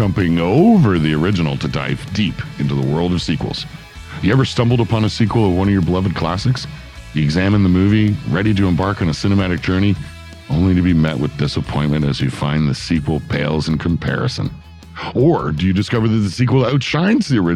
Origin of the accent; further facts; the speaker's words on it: Toronto, Ontario, Canada; now in Ontario, Canada; We grew up in Toronto